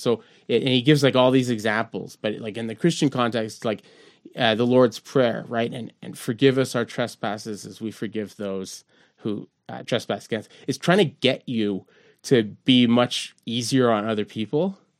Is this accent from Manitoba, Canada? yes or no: no; Montreal, Quebec, Canada; we grew up in Verdun and the point